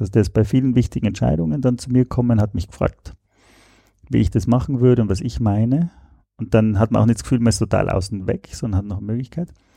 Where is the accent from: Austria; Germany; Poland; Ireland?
Austria; moved away as an adult; also born or lived in Switzerland; Ich komme ursprünglich aus Österreich, habe in der Schweiz studiert